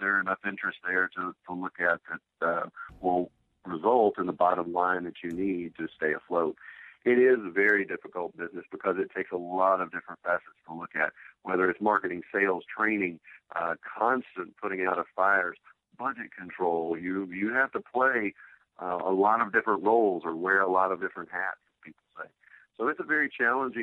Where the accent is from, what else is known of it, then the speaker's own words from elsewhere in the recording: Cookeville, Tennessee, United States; my hometown of Cookeville, Tennessee